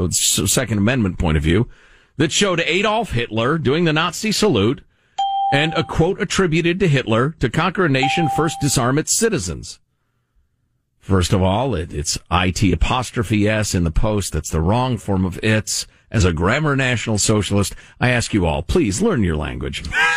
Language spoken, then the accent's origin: English; United States; As most of you guys know, I'm Cuban American and most of my family was run out of Cuba because of a brutal dictator.